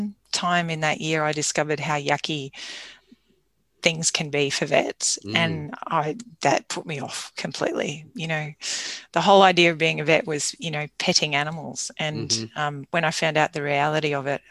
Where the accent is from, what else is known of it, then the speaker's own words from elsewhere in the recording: Toowoomba, Queensland, Australia; also born or lived in Goondiwindi / Caboolture / Woombye / Clontarf; Toowoomba is my hometown.